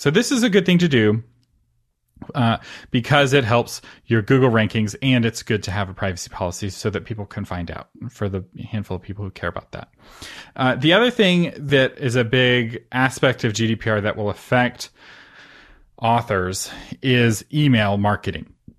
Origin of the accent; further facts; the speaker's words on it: United States; I'm an American